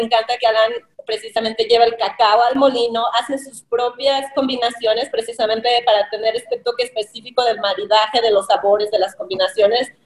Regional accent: Mexico; moved away as an adult; now in United States

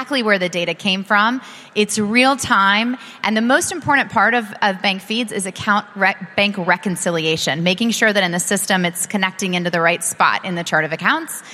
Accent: United States; as an American

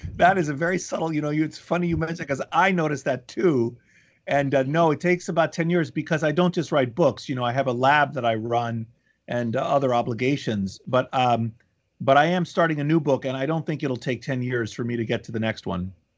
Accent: Washington, District of Columbia, United States; moved away as an adult; also born or lived in Boston / Philadelphia / Chicago; now in New Haven, United States; D C, where my mother, where I grew up

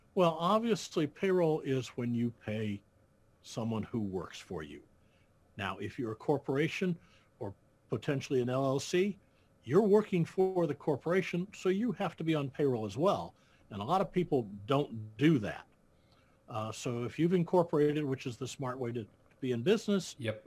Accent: Iowa, United States; I was born and raised in Iowa

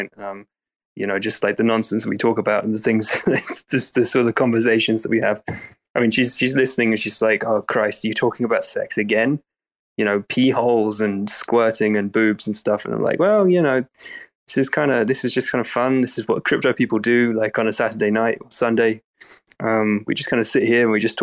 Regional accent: England, United Kingdom; we're both English

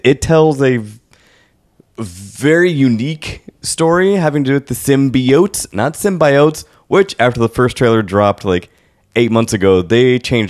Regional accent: New York, United States; now in San Francisco, United States; Oh, well, I'm from New York, and I still have currency in New York, because blah, blah, but I moved to San Francisco after I lost my...

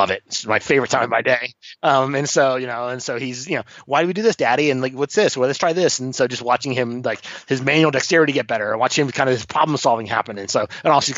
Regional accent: Florida, United States; moved away; also born or lived in Sydney, Australia / New Zealand / Mexico; I grew up on a boat down here in Florida

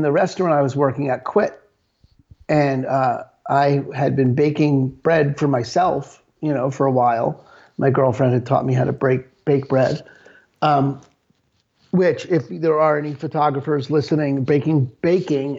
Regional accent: New York, United States; growing up in New York

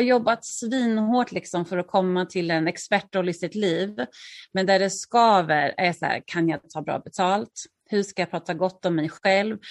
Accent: Örebro, Örebro County, Sweden; moved away as an adult; also born or lived in Stockholm; now in Örebro, Sweden; flytta till Örebro som är min hemstad

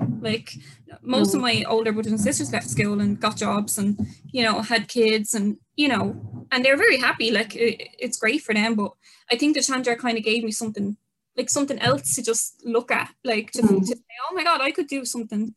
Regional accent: Dublin, Leinster, Ireland; which is in Coolock. So some people say it's in Darndale, some people say it's in Coolock, but you know, it's all the one

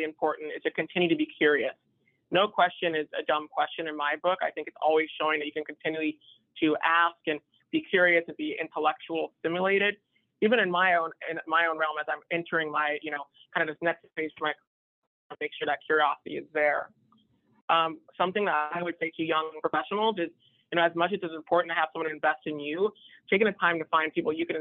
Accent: San Diego, California, United States; I'm originally from San Diego, California

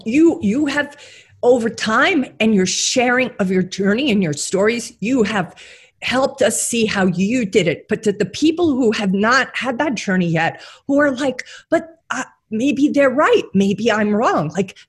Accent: New York City, New York, United States; I'm a New Yorker.

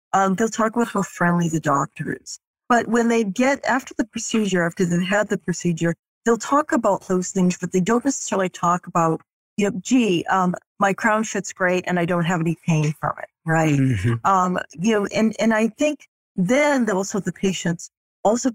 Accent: Boston, Massachusetts, United States; moved away as an adult; now in Dallas, United States; I'm originally from Boston, Massachusetts, but I'm calling you from Dallas, Texas. So my husband and I moved here 2 years ago

